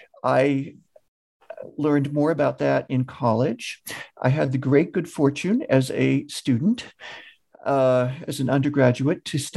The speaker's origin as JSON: {"language": "English", "region": "Massachusetts", "country": "United States", "tie": "born or raised there", "said": "I grew up in Eastern Massachusetts and watched as a kid suburban sprawl sort of take over the eastern half of the state."}